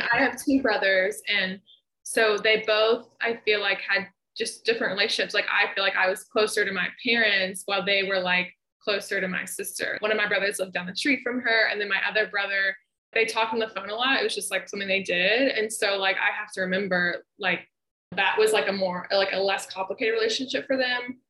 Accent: Memphis, Tennessee, United States; moved away as an adult; also born or lived in Ohio; visit my hometown

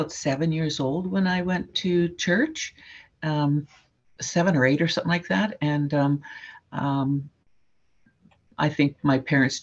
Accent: Saskatchewan, Canada; also born or lived in Alberta; I grew up mostly on the prairies in Saskatchewan

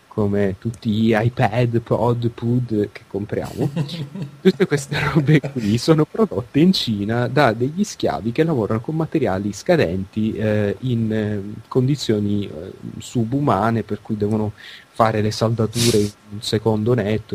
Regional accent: Palermo, Sicily, Italy; è la mia città natale.

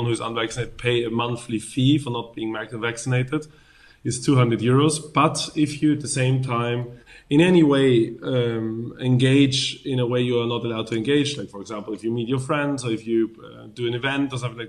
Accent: Vienna, Austria; I was born and raised in Vienna

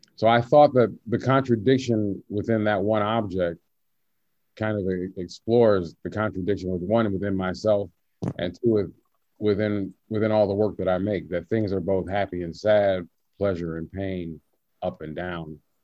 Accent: the South, United States; I'm from the South

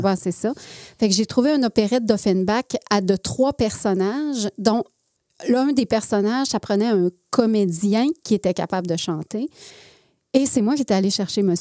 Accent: Alma, Quebec, Canada; moved away; also born or lived in Jonquière; je suis née à Jonquière. OK. OK. Et par la suite, on est déménagé à Alma. Ah. Donc, euh, j'ai, je dis toujours, moi, je viens du Saguenay, Lac-Saint-Jean, parce que je suis née au Saguenay. Puis j'ai fait mon adolescence au Lac-Saint-Jean.

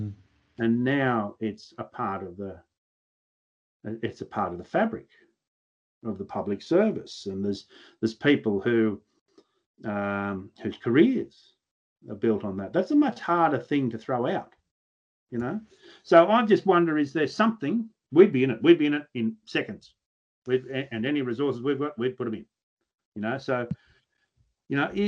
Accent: New South Wales, Australia; I'm a New South Welshman

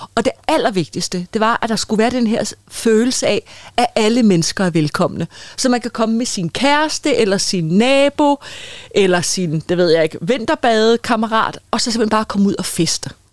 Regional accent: Copenhagen, Capital Region of Denmark, Denmark; inde i Boldenskov i København, hvor jeg er fra

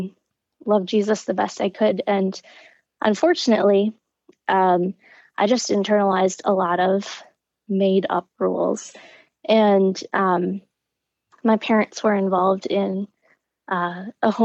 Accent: Midwest, United States; I grew up in the Midwest

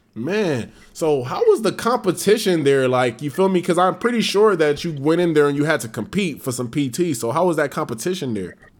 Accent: Los Angeles, California, United States; being from

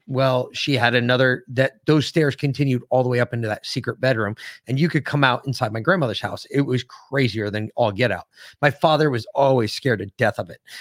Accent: Connecticut, United States; growing up in Connecticut, we knew a lot of Connecticut history.

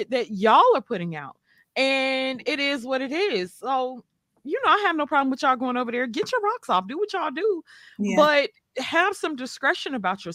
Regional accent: the South, United States; I'm from the South

